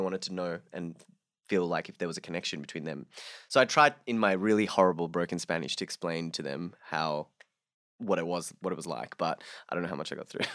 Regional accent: Sydney, New South Wales, Australia; also born or lived in Bangladesh; I came to Sydney, uh, when I was six, so, like, five and a half, six, yeah. Um, so I grew up in Bangladesh for, like, the first five, six years of my life

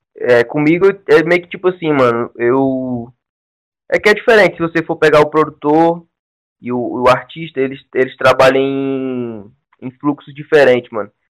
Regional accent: Ceará, Brazil; also born or lived in São Paulo; eu moro no Ceará, tá ligado? Eu vim de São Paulo com 10 anos, moro no Ceará, no interior.

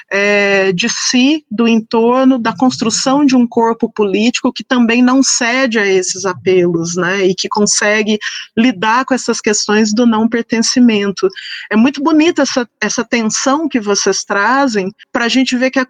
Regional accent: Brazil; a sexualização dos nossos corpos, enquanto brasileiros, né?

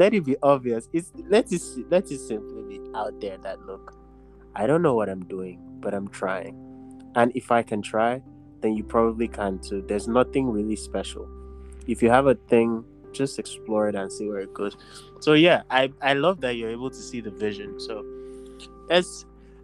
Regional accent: Nigeria; as Nigerian men

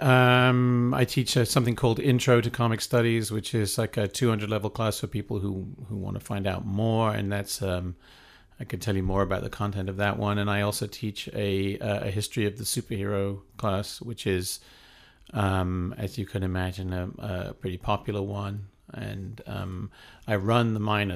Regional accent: Wales, United Kingdom; moved away as an adult; also born or lived in East Anglia / Cambridge; now in United States; I, I, I grew up in Wales

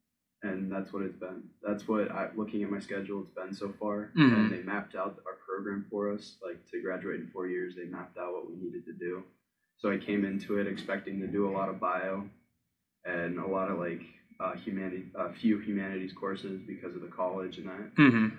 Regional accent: Gurnee, Illinois, United States; Gurnee, Illinois.

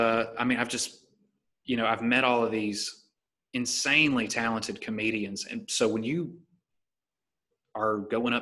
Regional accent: Titus, Alabama, United States; now in La Jolla, United States; I grew up in Titus, Alabama, and lived in a single wide trailer

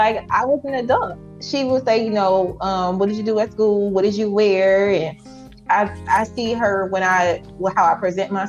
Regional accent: Highland Park, Michigan, United States; also born or lived in Taylor, Michigan; I grew up in Highland Park early years, and then we later moved to Taylor

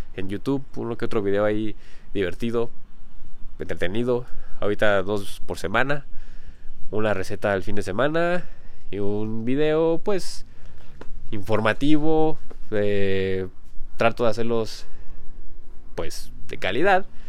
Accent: Mexico; yo no me considero mexicano, aunque haya nacido aquí en México

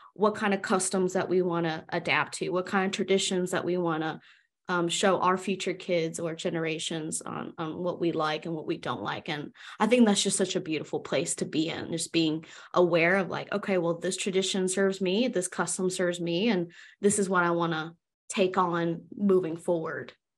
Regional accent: United States; I'm Chinese American, so I was born and raised in America

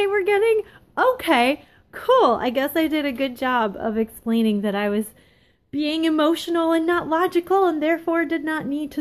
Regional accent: Ohio, United States; the landscape in my hometown right now

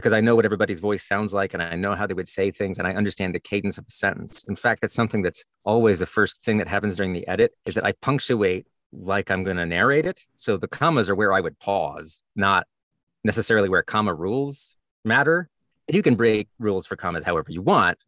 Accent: the South, United States; moved away; I'm from the South originally, and I have lots of weird turns of phrase that nobody else recognizes.

